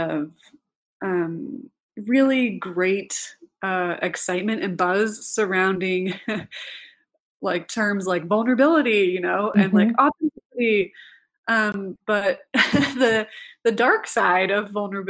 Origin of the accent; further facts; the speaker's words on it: Idaho, United States; moved away; also born or lived in Provo, Utah; growing up in Idaho